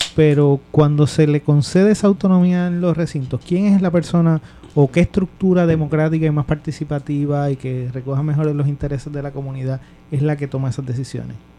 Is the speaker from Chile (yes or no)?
no; Puerto Rico